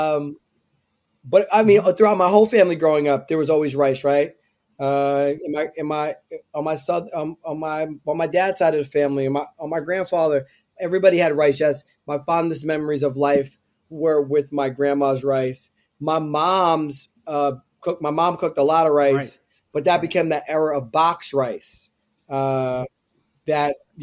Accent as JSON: {"language": "English", "town": "Tobyhanna", "region": "Pennsylvania", "country": "United States", "tie": "born or raised there", "said": "in the era of the time that I grew up in Pennsylvania in the Poconos"}